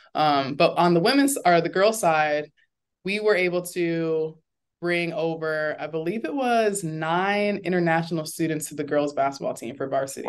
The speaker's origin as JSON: {"language": "English", "town": "Orlando", "region": "Florida", "country": "United States", "tie": "born or raised there", "said": "I am from Orlando"}